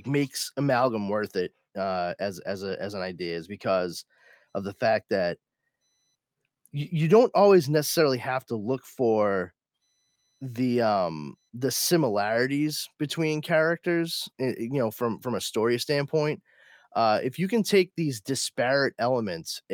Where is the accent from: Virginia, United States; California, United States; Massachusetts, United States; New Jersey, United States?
Massachusetts, United States; Boston; I'm an Irish Catholic kid from Boston